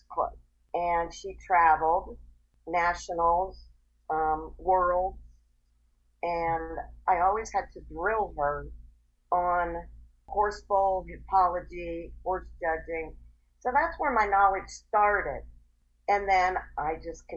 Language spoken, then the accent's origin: English; Erie, Pennsylvania, United States; moved away as an adult; now in Union County, North Carolina, United States; I am originally from Erie, Pennsylvania